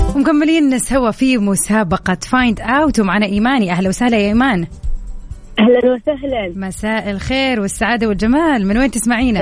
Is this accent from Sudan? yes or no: no; Jeddah, Makkah Province, Saudi Arabia; انا من جده طبعا اهل جده كلهم